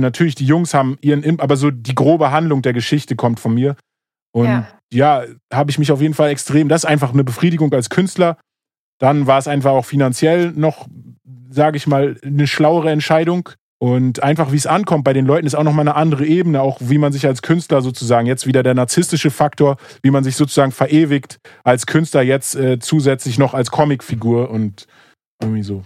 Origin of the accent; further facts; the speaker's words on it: Moabit, Berlin, Germany; ich bin in Morbid aufgewachsen